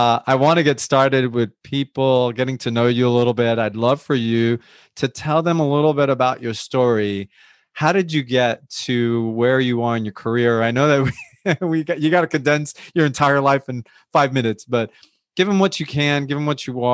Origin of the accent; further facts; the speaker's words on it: West New York, New Jersey, United States; I grew up in West New York, New Jersey